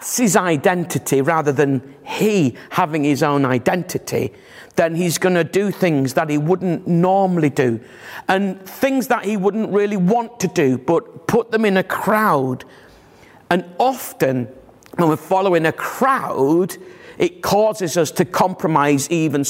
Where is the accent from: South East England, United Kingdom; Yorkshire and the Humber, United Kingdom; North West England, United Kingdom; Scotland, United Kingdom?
Yorkshire and the Humber, United Kingdom; Bradford; moved away; I'm from Bradford originally